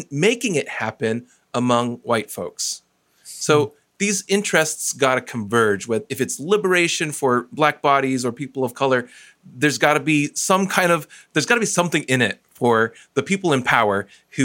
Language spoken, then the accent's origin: English; United States; as a Taiwanese American